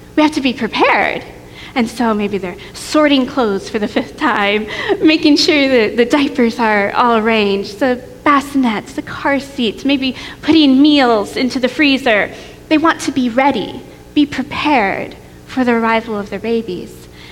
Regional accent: New York, United States; moved away as an adult; also born or lived in Tennessee; I grew up in New York State and I went to college in Tennessee.

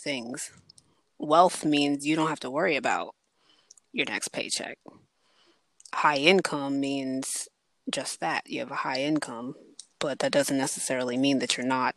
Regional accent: Prince George's County, Maryland, United States; I'm from Prince George's County

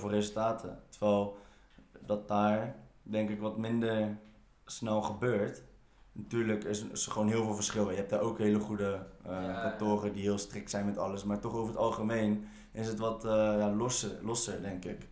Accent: Netherlands; ik ben wel gewoon geboren en getogen in Nederland

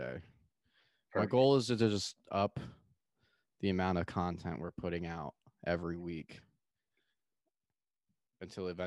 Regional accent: Austin, Texas, United States; I say Austin. And then I'm like, well, I live in Austin

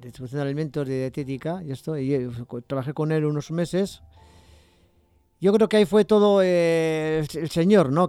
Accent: Bilbao, Basque Country, Spain; also born or lived in Barakaldo; nací en Bilbao, pero luego me fui a Baracaldo

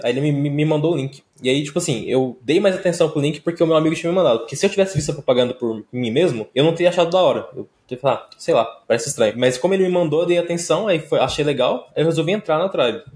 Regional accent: interior of Goiás, Brazil; sou aqui do interior de Goiás

